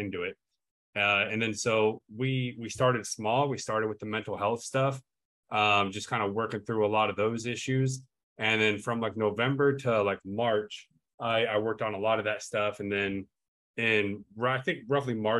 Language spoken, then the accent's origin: English; Ohio, United States; moved away as an adult; also born or lived in Nevada / Germany; I was born and raised in Ohio